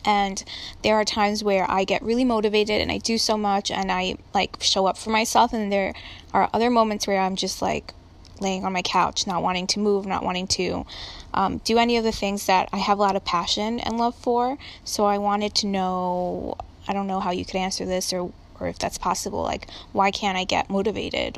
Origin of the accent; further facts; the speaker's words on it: Pereira, Risaralda, Colombia; I was born in Columbia, Pereira.